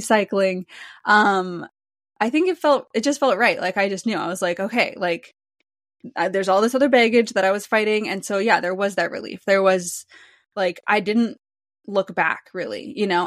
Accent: Wisconsin, United States; I'm from Wisconsin

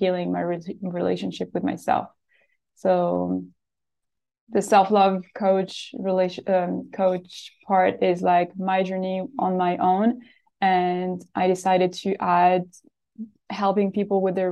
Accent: Switzerland; now in Australia; I am from Switzerland and I live in Australia.

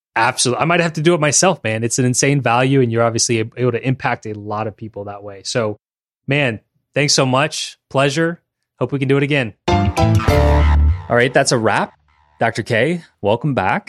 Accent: Louisiana, United States; we both are born and raised in Louisiana

